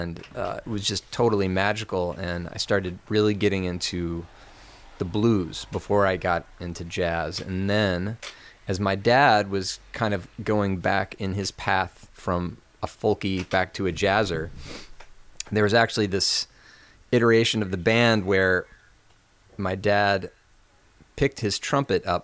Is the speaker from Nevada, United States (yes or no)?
no; Lexington, Kentucky, United States; I grew up in Lexington, Kentucky, which is right in the middle of Kentucky